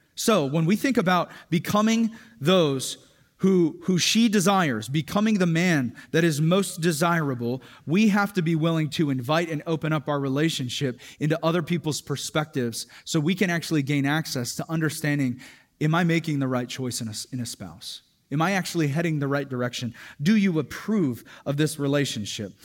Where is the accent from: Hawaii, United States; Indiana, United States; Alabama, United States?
Hawaii, United States; a Hawaiian dude who can get pretty dark in the summer